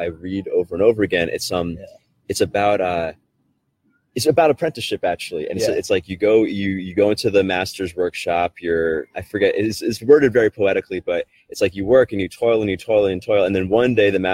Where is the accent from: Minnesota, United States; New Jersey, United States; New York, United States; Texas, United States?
New York, United States; New York City; I grew up in South Brooklyn where there was a lot of like mafioso type people.